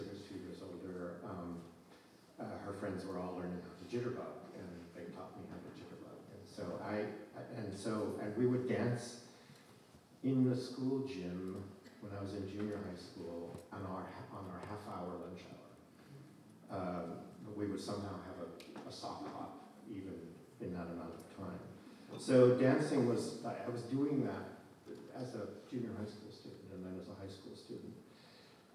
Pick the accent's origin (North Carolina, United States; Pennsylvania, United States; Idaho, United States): Idaho, United States; I grew up in Idaho